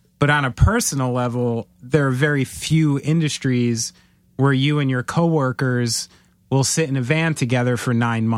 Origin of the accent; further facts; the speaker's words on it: New Jersey, United States; I'm a Jew from New Jersey. This offends me.